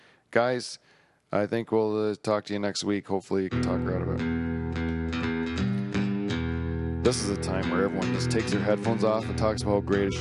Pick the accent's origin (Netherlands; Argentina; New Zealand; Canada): Netherlands; English is a second language; we're from the Netherlands, Holland, and we call ourselves Dutch